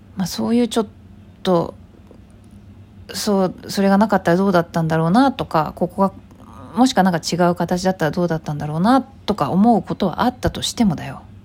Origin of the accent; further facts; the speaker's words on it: Hyogo, Japan; 私は兵庫だからね